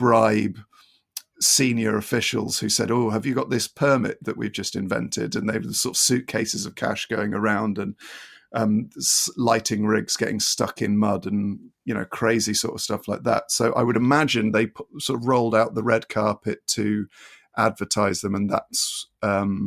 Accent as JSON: {"language": "English", "area": "Avon, now South Gloucestershire", "region": "South West England", "country": "United Kingdom", "tie": "born or raised there", "said": "I wasn't born in Bristol. I didn't grow up in Bristol. I was about 10 miles out of Bristol. So I was brought up in Avon, now South Gloucestershire"}